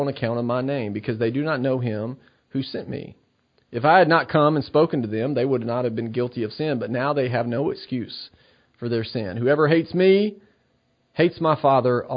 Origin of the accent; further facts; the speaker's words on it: Tennessee, United States; my home state, the state I love, the state of Tennessee